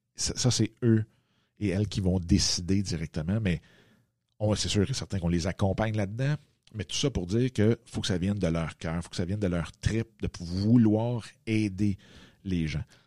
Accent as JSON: {"language": "French", "town": "Waterloo", "region": "Quebec", "country": "Canada", "tie": "born or raised there", "said": "je suis revenu dans ma ville natale qui est ici à Waterloo"}